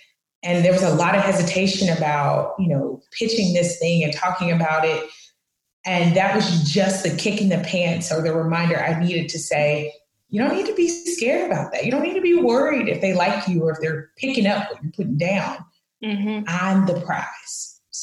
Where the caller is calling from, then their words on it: Dallas, Texas, United States; I'm joining you from Dallas, Texas.